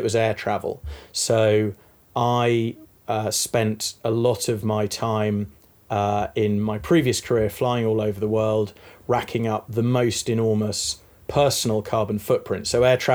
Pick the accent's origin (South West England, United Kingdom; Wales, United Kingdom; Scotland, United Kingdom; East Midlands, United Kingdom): East Midlands, United Kingdom; now in London, United Kingdom; I was born in the Midlands, which is a bit non-descriptive, or was brought up in the Midlands instead of Northamptonshire, Leicestershire. But I've lived in London